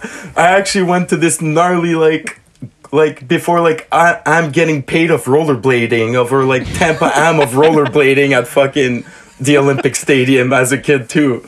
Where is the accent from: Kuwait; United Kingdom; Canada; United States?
Canada; South Shore of Montreal, Quebec; I grew up on the South Shore of Montreal.